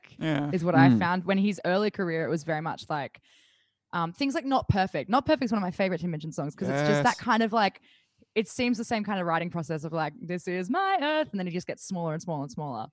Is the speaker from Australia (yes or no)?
yes; Bathurst, New South Wales, Australia; growing up in Bathurst